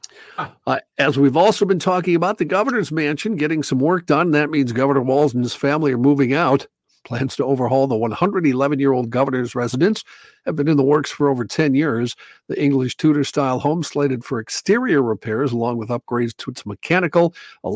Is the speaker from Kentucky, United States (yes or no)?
no; North Dakota, United States; moved away; I grew up in North Dakota